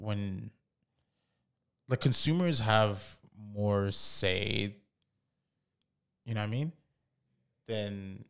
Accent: Canada; Like, I mean, we grew up in Canada.

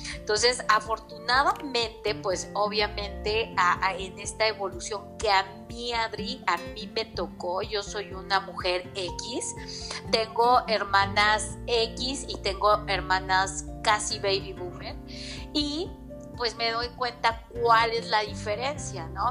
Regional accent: Mexico City, Mexico; moved away as an adult; now in Puebla, Mexico; soy de la Ciudad de México, radico aquí en Puebla desde hace aproximadamente ocho años

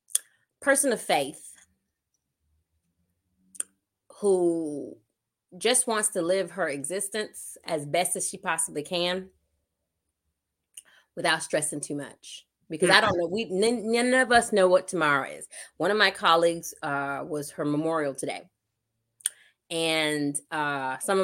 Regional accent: New York City, New York, United States; moved away as an adult; when I was growing up in Brooklyn, New York

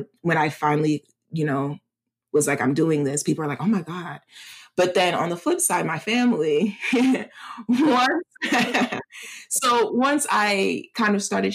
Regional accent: United States; I'm Nigerian American, I'm still American

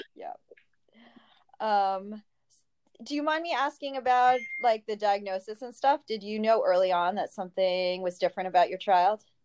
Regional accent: New Jersey, United States; moved away; also born or lived in New York City; I grew up in New Jersey and went to New York City

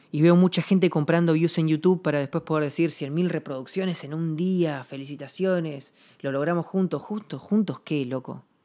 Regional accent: Rada Tilly, Chubut, Argentina; now in Buenos Aires, Argentina; mi ciudad natal, yo vivo en Buenos Aires, pero actualmente, pero, pero soy nacido en, en y en Chubut

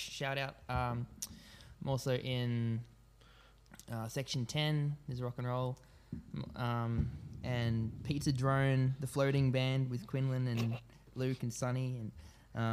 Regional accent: Katoomba, New South Wales, Australia; I grew up in Katoomba. I was born in Katoomba Hospital, grew up in North Katoomba

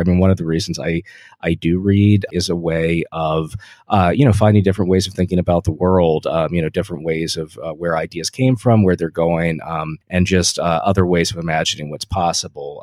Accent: Delaware, United States; I'm from Delaware

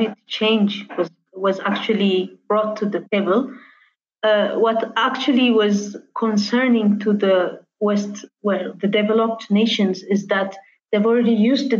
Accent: Addis Ababa, Ethiopia; I was born and raised in Addis

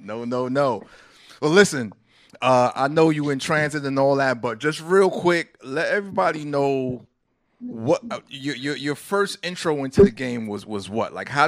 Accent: New York City, New York, United States; I know how Brooklyn go. You know what I mean? From one BK cat

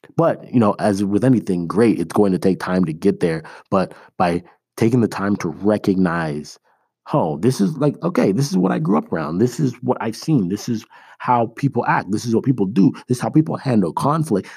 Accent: Toronto, Ontario, Canada; moved away as an adult; also born or lived in Iowa, United States; now in United States; I am originally from Toronto. That's where my parents still live. I live in the States now

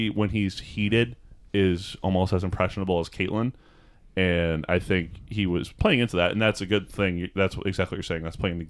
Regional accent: Seattle, Washington, United States; I think it would have been more appropriate to say I'm from Seattle.

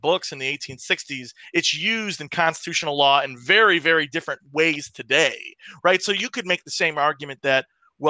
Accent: Western New York, United States; Ron and I grew up in Western New York.

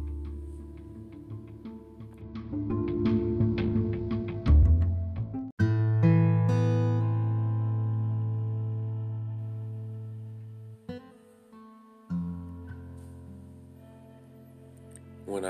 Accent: Texas, United States; But I grew up in Texas

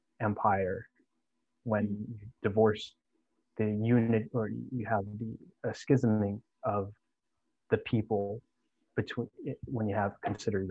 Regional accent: Northern Virginia, United States; moved away as an adult; I was born and raised in Northern Virginia

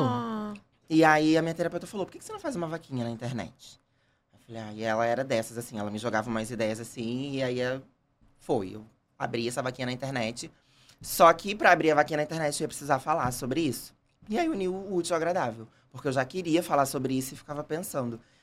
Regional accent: Rio de Janeiro, Brazil; also born or lived in Bangu; Nasci, nasci em Bangu e fui criado em Jacarepaguá.

